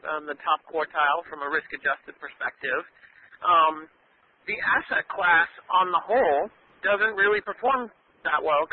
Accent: New York City, New York, United States; I grew up here in Brooklyn

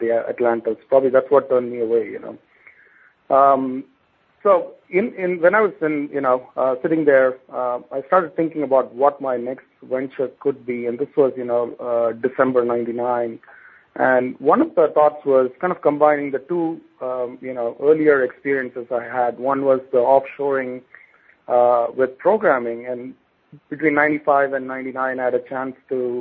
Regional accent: India; moved away as an adult; now in United States; my personal background is I grew up in India

